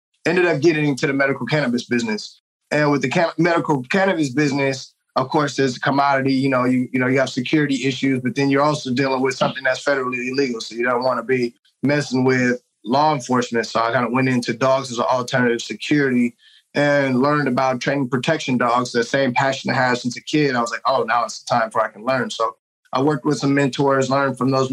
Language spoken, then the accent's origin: English; Oakland, California, United States; also born or lived in Washington State / San Jose; I grew up here in Oakland, California